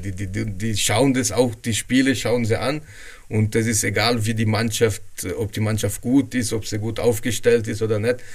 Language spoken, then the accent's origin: German; Brazil; German is a second language; Also mir Brasilianer, ich bin auch ein Brasilianer, ne, immer.